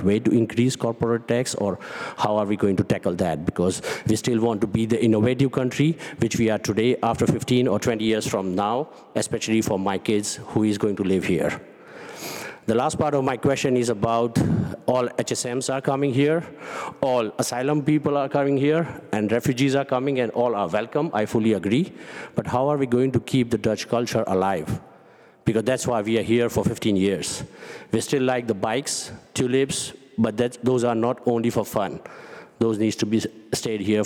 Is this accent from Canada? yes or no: no; India; English is a second language; moved away as an adult; now in Netherlands; I'm from India originally, living here more than 15 years